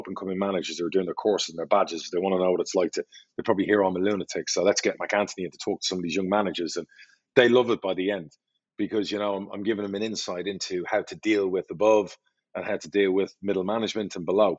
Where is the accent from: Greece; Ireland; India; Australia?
Ireland; I'm Irish